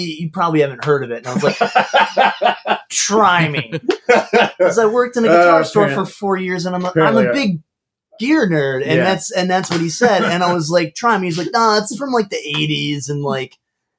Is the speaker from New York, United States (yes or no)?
yes; Rochester, New York, United States; moved away as an adult; also born or lived in Buffalo, New York; now in Philadelphia, United States; So I grew up outside Rochester, and I went to school outside Buffalo, so that's bad. Long time in small college towns